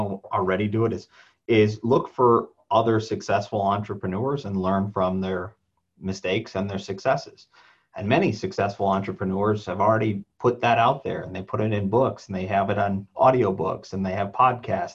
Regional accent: South Bend, Indiana, United States; moved away as an adult; now in Tinley Park, United States; I grew up in South Bend, Indiana, and moved out here with my wife

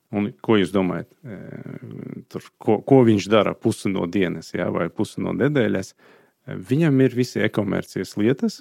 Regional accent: Azerbaijan; Latvian is a second language; moved away as an adult; also born or lived in Sweden; now in Latvia; dzimtā puse man ir Azerbaidžāna

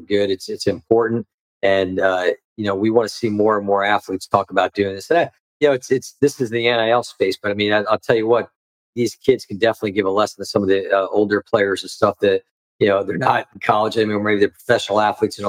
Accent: next town over from Monroe Township, New Jersey, United States; moved away; also born or lived in Delaware; I grew up the next town over from there

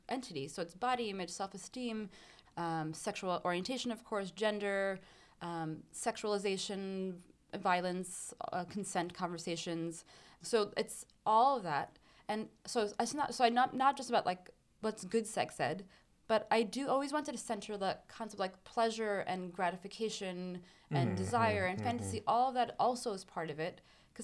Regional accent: New York City, New York, United States; I grew up in an Afghan community in Flushing in Queens

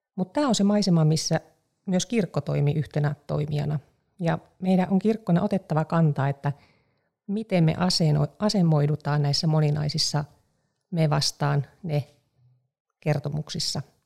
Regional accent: Eastern Finland, Finland; mä olen paljasjalkainen itäsuomalainen

